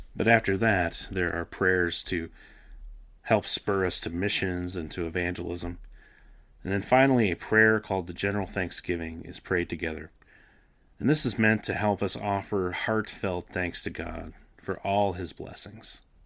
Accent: Canada; I grew up in Canada, attending the Anglican Church

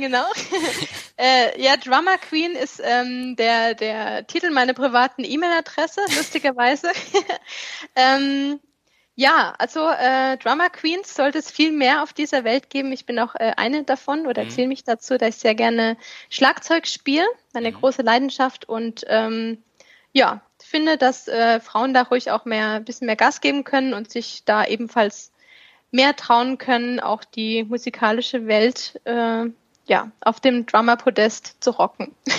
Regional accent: Stuttgart, Baden-Württemberg, Germany; now in Kraichgau, Germany; Ich komme ursprünglich aus dem Ländle

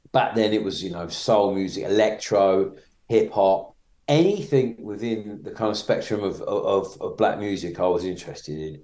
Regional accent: Maidstone, South East England, United Kingdom; I grew up in Maidstone in Kent

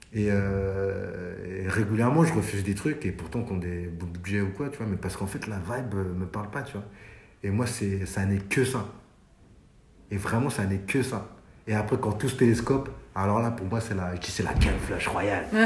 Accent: France; also born or lived in Mali (ancestry); comme on a grandi en France

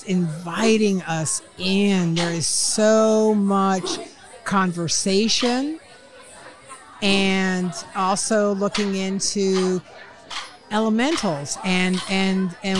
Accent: Asheville, North Carolina, United States; moved away; I'm originally from Asheville, North Carolina

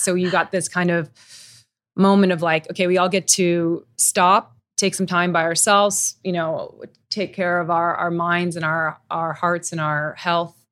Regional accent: Tokyo, Japan; moved away; I grew up in Tokyo. I miss Tokyo. That feels like home to me.

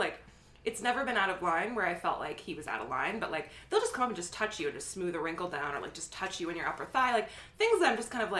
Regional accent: Fairfield, Iowa, United States; moved away; It's a book about my hometown.

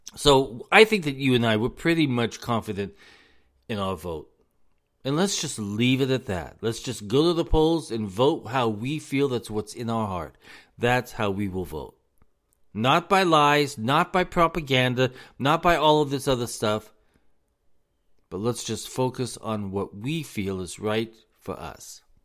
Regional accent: United States; us as the American people

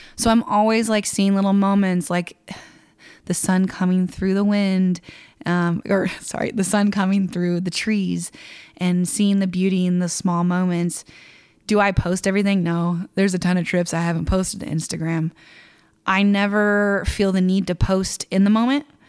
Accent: Kansas, United States; I'm nobody from Kansas.

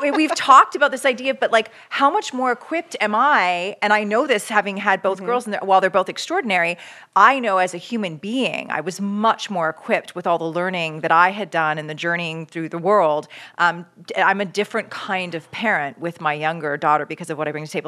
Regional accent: Canada; now in United States; I'm from Canada originally

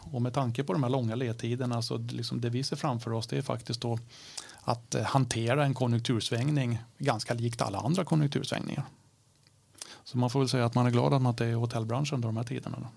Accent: Stockholm, Stockholm County, Sweden; accent: Stockholm dialect; jag pratar stockholmska

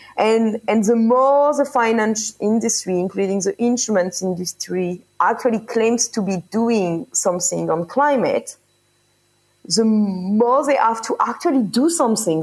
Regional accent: France; also born or lived in Paris; I am from France

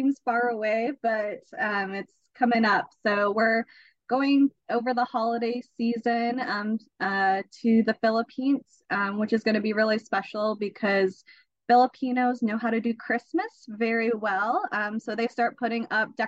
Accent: United States; I'm still going to come off as American

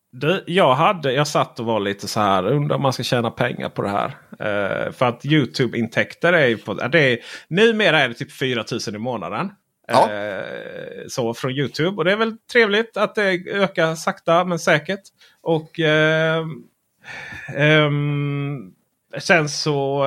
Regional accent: Sweden; Vi är ju från Sverige

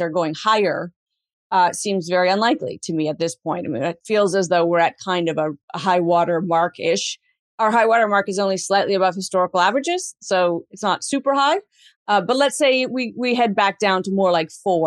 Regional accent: Canada; ourselves as Canadian

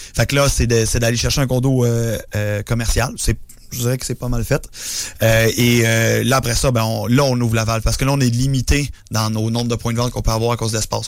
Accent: Laurentides, Quebec, Canada; je suis pas de Montréal, je suis d'un Laurentides

